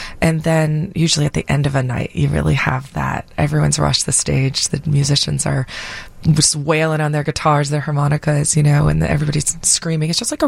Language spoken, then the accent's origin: English; Florida, United States; now in Chicago, United States; I grew up in Florida.